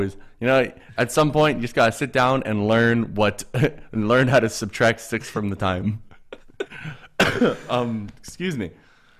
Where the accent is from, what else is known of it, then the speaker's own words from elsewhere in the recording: Canada; And I'll be like, for one, I'm Canadian.